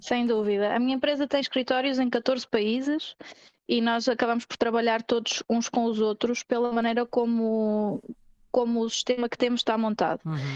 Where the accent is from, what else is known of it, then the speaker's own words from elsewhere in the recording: Viseu, Centro, Portugal; moved away as an adult; also born or lived in Porto; now in Barcelona, Spain; eu sou de Viseu, mas já estava a viver no Porto há algum tempo